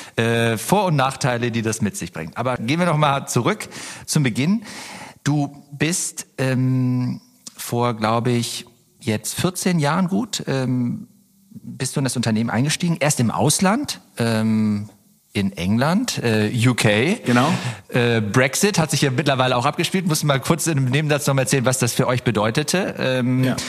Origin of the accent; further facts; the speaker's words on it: Oberbergisches Land, North Rhine-Westphalia, Germany; moved away; also born or lived in Cologne; wir kommen ja ursprünglich aus dem Oberbergischen. Das ist gar nicht so weit weg von hier. Ich bin an meiner alten Heimat vorbeigefahren